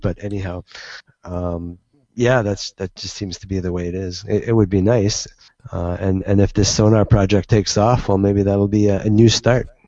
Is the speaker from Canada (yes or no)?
yes; Canada; I'm Canadian